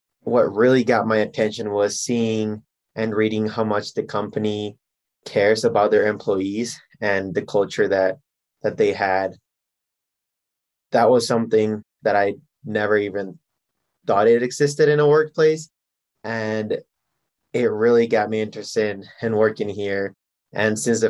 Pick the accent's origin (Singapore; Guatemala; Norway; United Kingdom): Guatemala; moved away as an adult; also born or lived in Minnesota, United States; now in Denver, United States; I was born here in Denver, and then I moved back to Guatemala, and I grew up all my life in Guatemala.